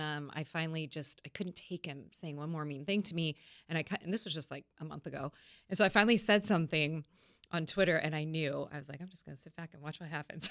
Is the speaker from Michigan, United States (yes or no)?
no; Napa Valley, California, United States; now in San Diego, United States; I grew up in Napa Valley